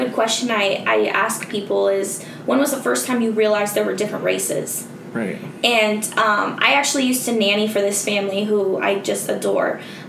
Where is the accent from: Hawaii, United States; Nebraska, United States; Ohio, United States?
Nebraska, United States; also born or lived in California / Bellevue, Nebraska / Omaha, Nebraska; I came from Nebraska